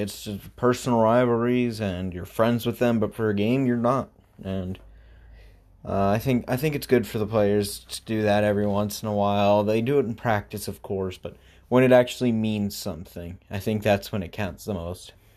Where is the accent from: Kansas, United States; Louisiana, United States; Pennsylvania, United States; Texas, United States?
Pennsylvania, United States; Pittsburgh; moved away; I lived in Pittsburgh, my hometown club there, Steel F C